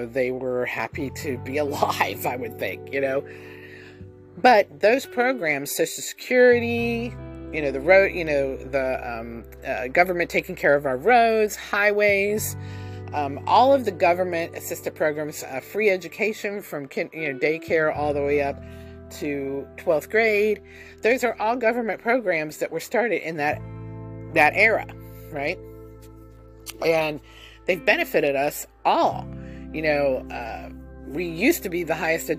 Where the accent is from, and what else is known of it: United States